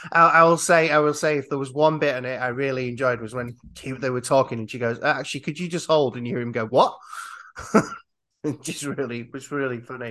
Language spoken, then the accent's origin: English; Yorkshire and the Humber, United Kingdom; I'm from Yorkshire